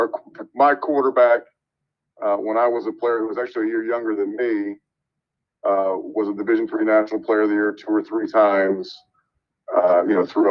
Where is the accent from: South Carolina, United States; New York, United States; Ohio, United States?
Ohio, United States; moved away; I'm from Ohio originally